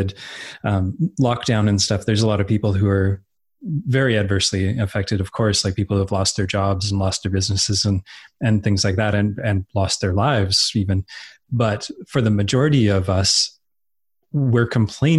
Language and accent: English; Edmonton, Alberta, Canada; I was growing up in Edmonton, Alberta, which is in the northern part of Alberta